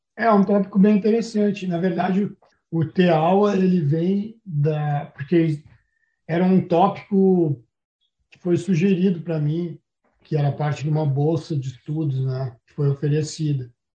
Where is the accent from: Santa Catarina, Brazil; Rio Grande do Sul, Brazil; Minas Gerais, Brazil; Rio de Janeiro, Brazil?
Rio Grande do Sul, Brazil; Porto Alegre; moved away as an adult; also born or lived in Florianópolis; now in New Zealand; nasci em Porto Alegre em 1980